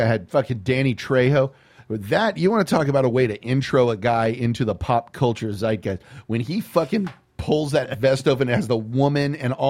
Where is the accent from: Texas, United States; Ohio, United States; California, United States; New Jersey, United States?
Texas, United States; growing up in Texas, you grow up a little more conscious of mariachi music than most people do.